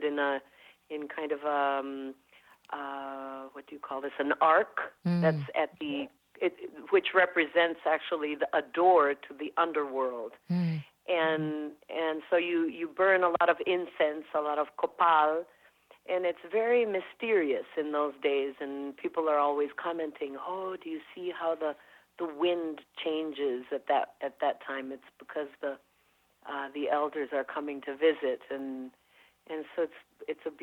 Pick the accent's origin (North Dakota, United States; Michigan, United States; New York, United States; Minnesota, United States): Minnesota, United States; also born or lived in Mexico; growing up in Minnesota as well with that, and mainly surrounded by Nordic people